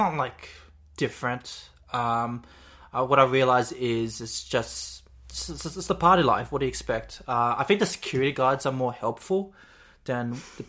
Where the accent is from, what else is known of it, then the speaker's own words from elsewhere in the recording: Australia; I'm too Aussie.